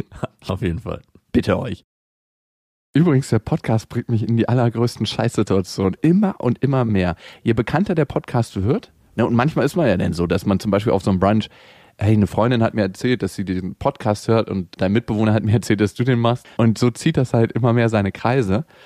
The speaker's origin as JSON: {"language": "German", "region": "Berlin", "country": "Germany", "tie": "born or raised there", "said": "aufgewachsen und geboren worden, also nicht in der Wohnung, aber im Krankenhaus nebenan. Eigentlich bin ich aus Friedenau und nicht aus dem harten Neukölln"}